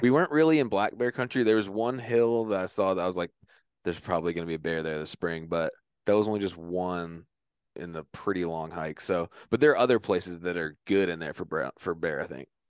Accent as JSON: {"language": "English", "region": "Virginia", "country": "United States", "moved": "yes", "said": "I'm from Virginia."}